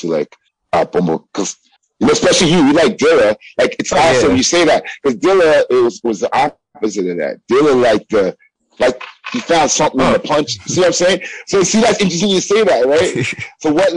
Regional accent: Toronto, Ontario, Canada; we come from Canada

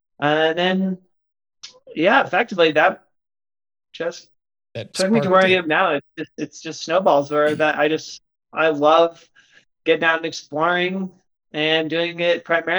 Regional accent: Broomfield, Colorado, United States; moved away as an adult; now in Flagstaff, United States; I grew up in the Boulder Valley area. I grew up in Broomfield, Colorado, which, if you're not from the area, is basically, you know, 15 minutes from Boulder with no traffic. And so I lived there essentially my entire life until a few months ago when we just moved to Flagstaff

